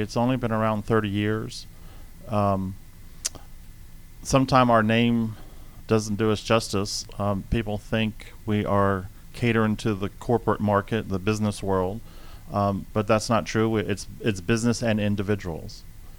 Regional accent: New Jersey, United States; moved away as an adult; also born or lived in Florida; now in Atlanta, United States; my hometown in New Jersey

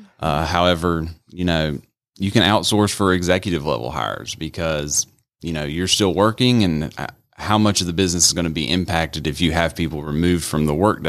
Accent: United States; I'm from America, so I know how hot it is.

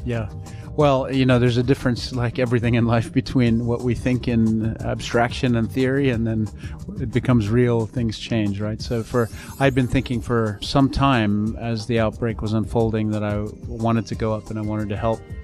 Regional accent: Zimbabwe; moved away; also born or lived in Kampala, Uganda; I was born in Zimbabwe. I had returned back to Africa about six years ago

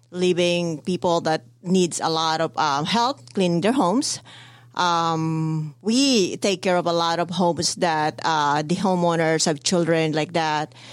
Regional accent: Philippines; I came from the Philippines and not really in the background where where uh, we have a maid or uh, over there when you're rich you have maids, you know, in uh, in house maids.

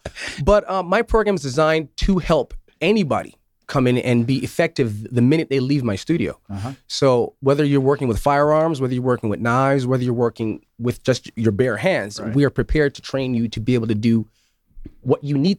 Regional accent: Syracuse, New York, United States; I grew up in Syracuse.

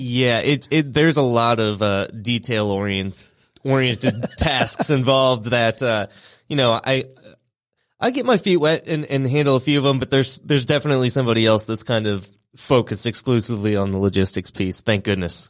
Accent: St. Louis, Missouri, United States; moved away as an adult; now in Atlanta, United States; I am from Saint Louis, Missouri. I moved down to Atlanta about nine years ago.

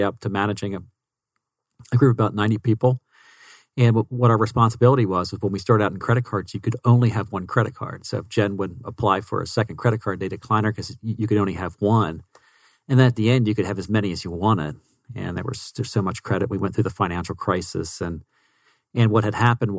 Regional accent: about an hour southwest of Philadelphia, Pennsylvania, United States; moved away as an adult; now in Phoenix, United States; I'm originally from Pennsylvania. I grew up, it's about an hour southwest of Philadelphia

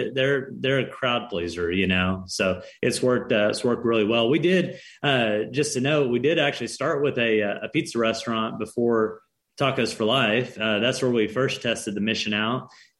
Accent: Arkansas, United States; also born or lived in Southern California; We lived in Southern California for a time. We're both from Arkansas. That's where we're based out of now.

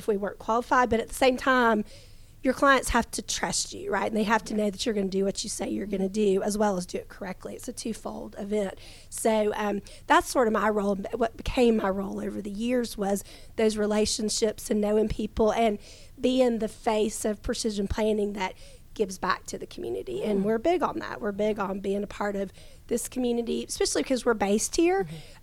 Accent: Gwinnett, Georgia, United States; growing up in Gwinnett

